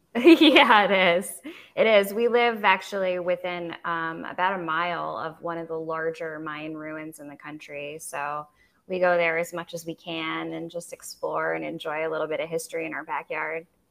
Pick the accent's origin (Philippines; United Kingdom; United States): United States; now in Belize; as an American